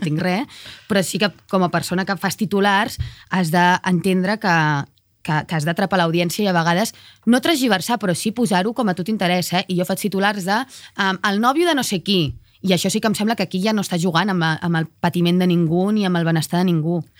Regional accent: Cardedeu, Catalonia, Spain; tornant a casa meva de nit de Barcelona, que és on viuen els meus avis, cap a Cardedeu, al meu poble

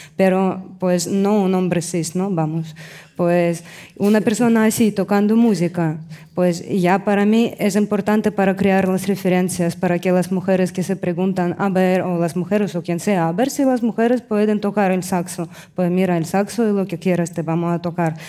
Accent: Russia; moved away; vengo de Rusia

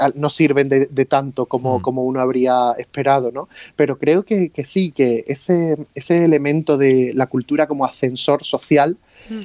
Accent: Torremolinos, Andalusia, Spain; also born or lived in Rome; yo siempre he vivido eh, en, mi, Torremolinos, yo siempre he vivido en mi pueblo.

